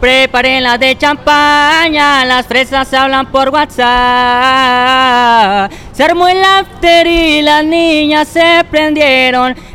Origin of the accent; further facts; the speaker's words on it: Rosarito, Baja California, Mexico; Pues en esa me basé en lo que, en Rosarito de donde vengo